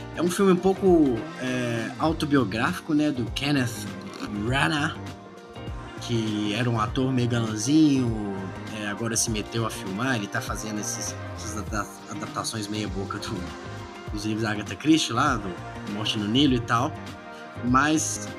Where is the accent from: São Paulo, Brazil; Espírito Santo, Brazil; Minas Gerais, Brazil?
Minas Gerais, Brazil; Belo Horizonte; Eu sou de Belo Horizonte